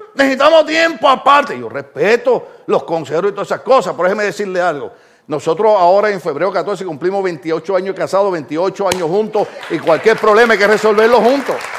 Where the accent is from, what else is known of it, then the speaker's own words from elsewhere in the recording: Puerto Rico; moved away; decimos en mi país